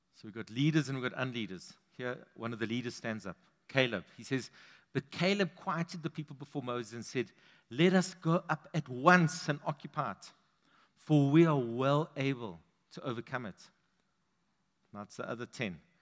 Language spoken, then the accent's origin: English; London, United Kingdom; I grew up on the East End.